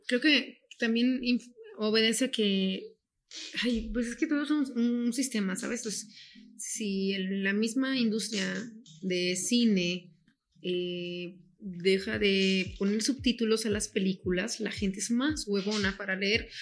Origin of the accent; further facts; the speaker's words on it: Guadalajara, Jalisco, Mexico; nosotros somos de Guadalajara